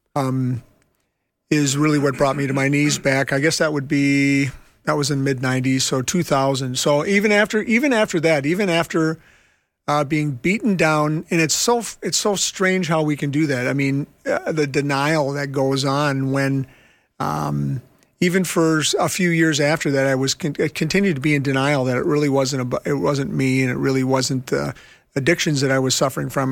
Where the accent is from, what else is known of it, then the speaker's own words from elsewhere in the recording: Minneapolis, Minnesota, United States; I'm from Minneapolis and I work in homeless ministry